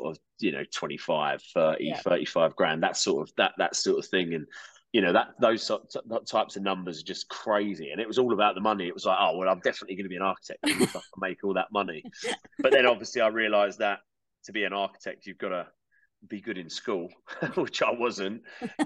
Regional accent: Kent, South East England, United Kingdom; I grew up in Kent, in England

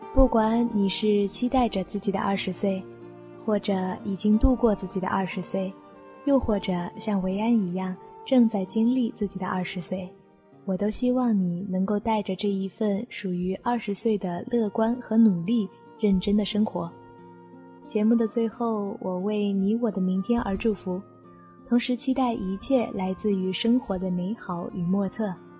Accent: Guilin, Guangxi, China; 我在我的家乡广西桂林向你问好

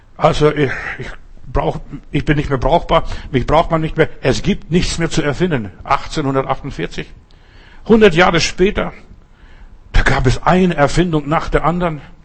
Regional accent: Southern Germany, Germany; bei uns in Süddeutschland

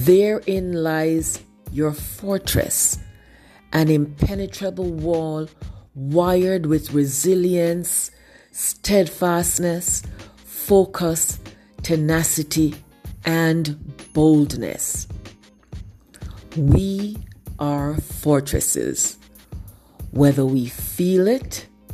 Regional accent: Jamaica; I learned in primary school growing up in Jamaica.

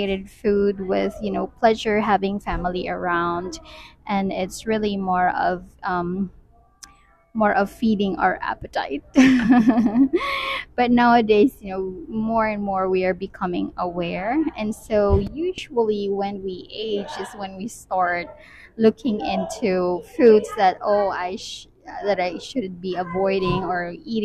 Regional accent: Philippines; moved away; I grew up in the Philippines

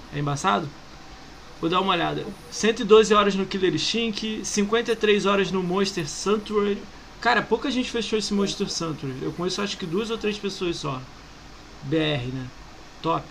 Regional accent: Rio de Janeiro, Brazil; Eu sou do Rio

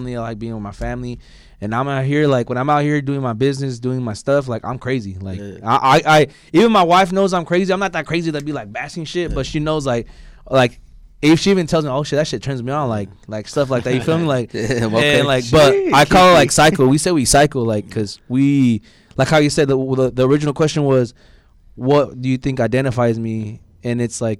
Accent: Bay Area, California, United States; I'm from the Bay Area

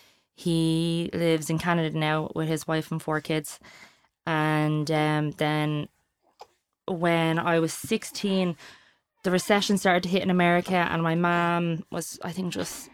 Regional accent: United States; But because I grew up in the States, we didn't get like stews often.

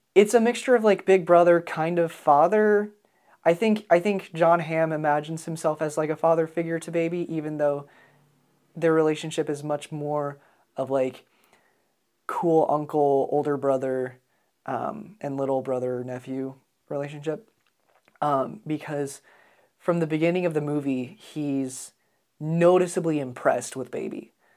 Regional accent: United States; as an American

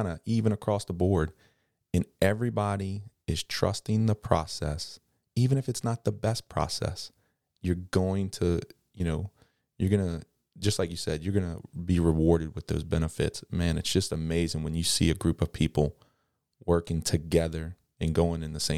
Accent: Kenner, Louisiana, United States; I'm from Kennebra.

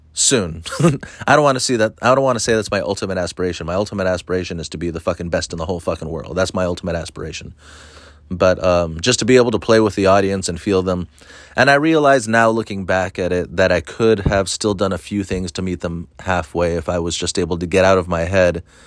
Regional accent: Orange County, California, United States; I'm from Orange County, and I, I mostly hang out and do comedy in LA.

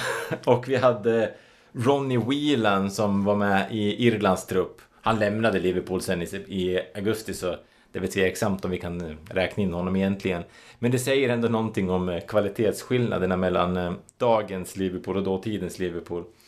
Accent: Sweden; vi svenskar

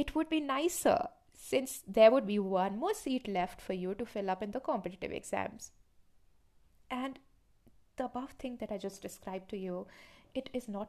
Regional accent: Shimla, Himachal Pradesh, India; Growing up in Shimla, I understood one thing for sure about our education system

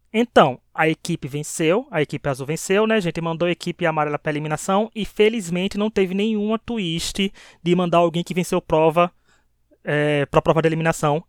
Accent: Northeast Region, Brazil; Como eu, nordestino aqui desse podcast

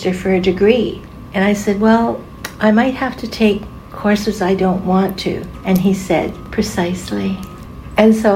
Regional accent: Winnipeg, Manitoba, Canada; moved away; also born or lived in Port Williams, Nova Scotia; I was born in Winnipeg, Manitoba on March 24th, 1943.

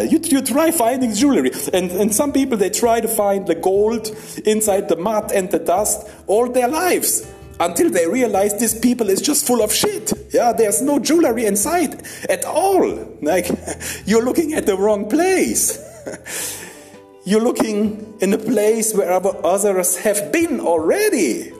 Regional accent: Germany; English is a second language; moved away; I'm from Germany.

